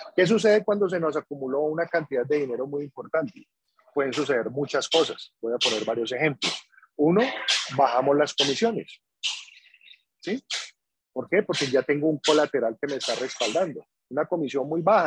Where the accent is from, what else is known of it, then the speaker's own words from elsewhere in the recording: Cali, Valle del Cauca, Colombia; yo soy de acá de Cali.